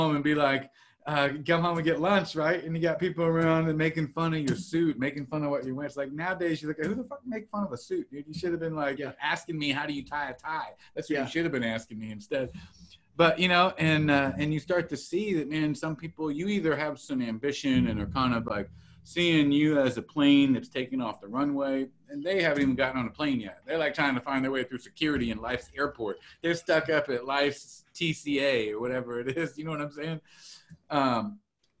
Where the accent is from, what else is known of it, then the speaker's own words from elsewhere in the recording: Salinas, California, United States; moved away as an adult; I was born and raised originally in Salinas, California.